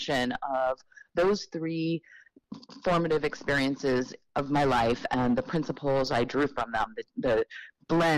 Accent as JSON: {"language": "English", "town": "New York City", "region": "New York", "country": "United States", "tie": "born or raised there", "said": "I was born in Manhattan, right here in New York City."}